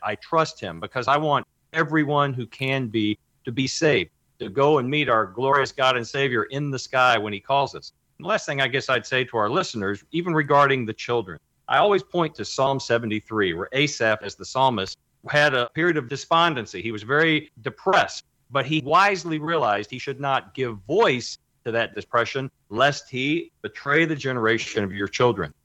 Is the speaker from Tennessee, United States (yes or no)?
no; Kentucky, United States; now in Texas, United States; my home state of Kentucky